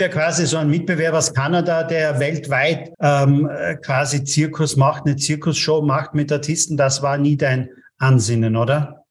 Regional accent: Austria; bei uns in Österreich

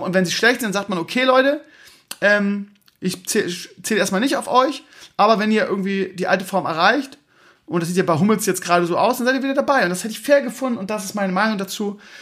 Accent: Bremen, Germany; ich komme aus Bremen-Gröpeling

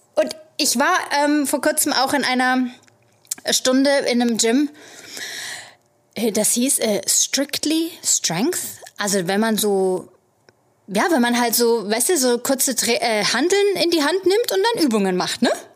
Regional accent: Germany; now in New York, United States; als Deutsche mit unserer Saunakultur

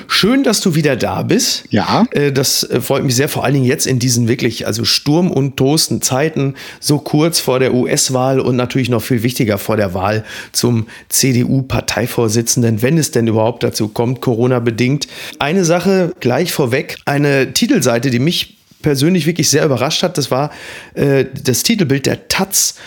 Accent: Hamburg, Germany; als Hamburger

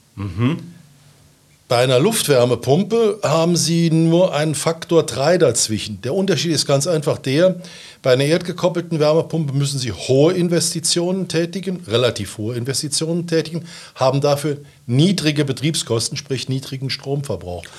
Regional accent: Saarbrücken, Saarland, Germany; also born or lived in Clausthal; bin Saarbrücker, nach dem Abitur in Saarbrücken bin ich zur See gefahren

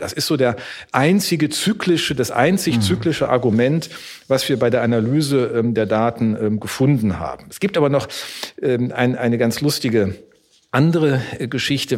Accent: Neuss, North Rhine-Westphalia, Germany; also born or lived in Düsseldorf; ich bin in Neuss aufgewachsen, das war in Düsseldorf geboren, was ich jetzt hier verrate, aber in Neuss aufgewachsen

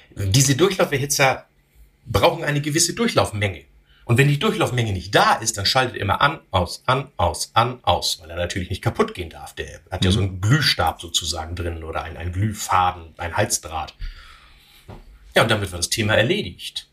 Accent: Northern Germany, Germany; als Norddeutscher

